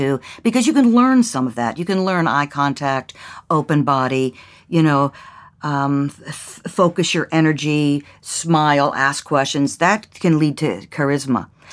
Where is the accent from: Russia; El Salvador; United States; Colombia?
United States; Mount Lebanon, Pennsylvania; moved away; I grew up in Mount Lebanon in Pen, uh, right outside of Pittsburgh, Pennsylvania